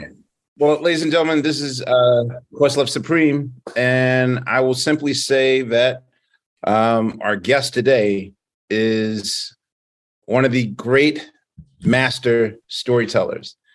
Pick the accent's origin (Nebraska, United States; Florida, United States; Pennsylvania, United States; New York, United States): Pennsylvania, United States; Philadelphia; I'm from Philadelphia